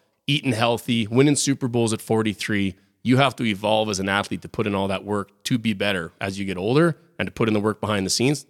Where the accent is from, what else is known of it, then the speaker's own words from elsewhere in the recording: Regina, Saskatchewan, Canada; I got two buddies in the NHL. I grew up with in Regina.